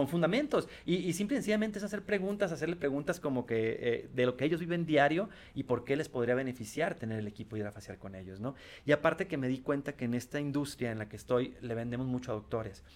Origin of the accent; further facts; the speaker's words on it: Tijuana, Baja California, Mexico; Yo vengo de Tijuana.